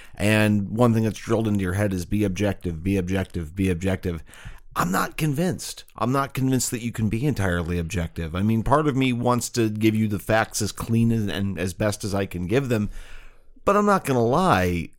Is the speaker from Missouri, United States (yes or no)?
yes; St. Louis, Missouri, United States; I grew up in Saint Louis in the nineteen eighties and nineteen nineties